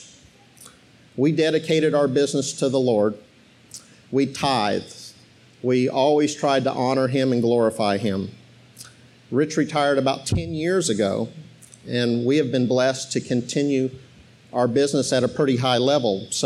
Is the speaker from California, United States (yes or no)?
no; Arizona, United States; moved away as an adult; also born or lived in Iowa / South Bend, Indiana; now in Georgia, United States; I was born in Iowa, and I moved to South Bend, Indiana. That's why we're Notre Dame fans. And I grew up in Arizona